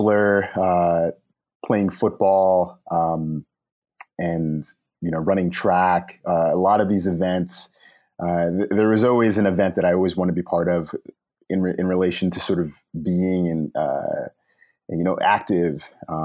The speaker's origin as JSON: {"language": "English", "town": "New York City", "region": "New York", "country": "United States", "tie": "born or raised there", "also_born_or_lived": "Long Island", "said": "I spent much of my formative years in the Brooklyn and Long Island area."}